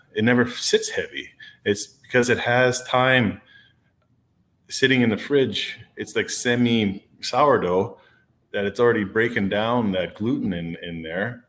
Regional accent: Canada; being a Canadian

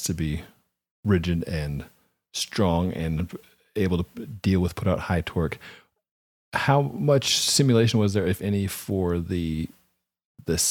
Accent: New Mexico, United States; I'm from New Mexico

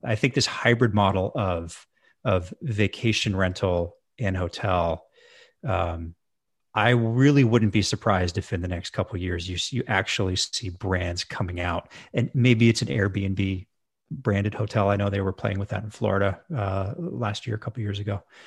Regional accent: Edmonton, Alberta, Canada; moved away; also born or lived in Victoria, British Columbia; I moved back to my hometown of Edmonton, Alberta.

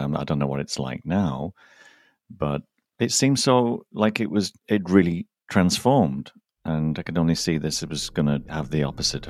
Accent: St Helens, North West England, United Kingdom; I always never counted myself from Liverpool because I'm from St. Helens

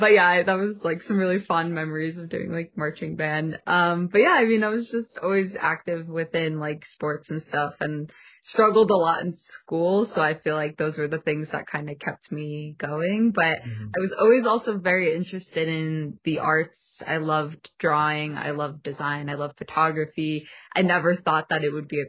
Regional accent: New Jersey, United States; moved away as an adult; also born or lived in Pennsylvania / Boston / New York; now in Colorado, United States; I'm originally from New Jersey. I am an East Coast girl.

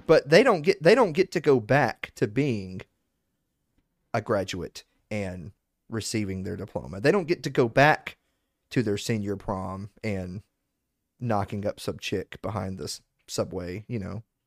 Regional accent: the South, United States; I'm from the South

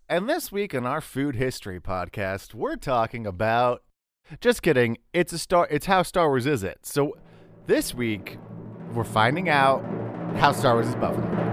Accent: Texas, United States; I'm from Texas

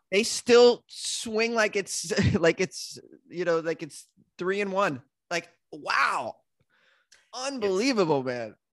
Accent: Haverhill, Massachusetts, United States; accent: Boston; now in Los Angeles, United States; my hometown is a place called Haverhill, Massachusetts

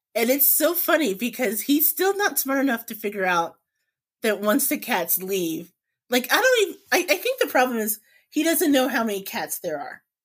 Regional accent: Indianapolis, Indiana, United States; growing up in Indiana

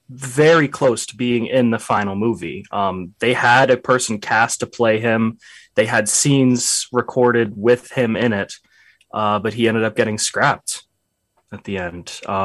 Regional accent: United States; We're American.

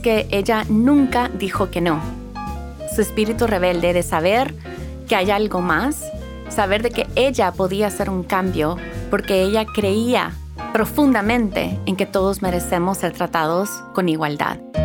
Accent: El Salvador; also born or lived in Houston, Texas, United States; now in Los Angeles, United States; Nací en Houston, Texas, pero crecí en El Salvador

